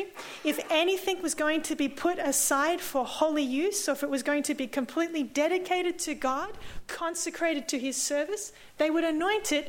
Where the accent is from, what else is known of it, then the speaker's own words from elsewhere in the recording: Sydney, New South Wales, Australia; I'm from Sydney